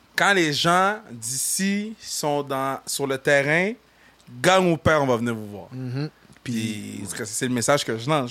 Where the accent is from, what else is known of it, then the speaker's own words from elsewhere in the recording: Saguenay, Quebec, Canada; accent: Saguenay; mon accent du Saguenay